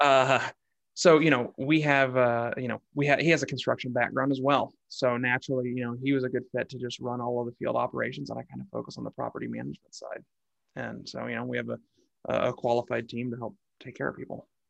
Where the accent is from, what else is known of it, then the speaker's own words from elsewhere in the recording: Kansas City, Kansas, United States; I grew up on the Kansas side of the state line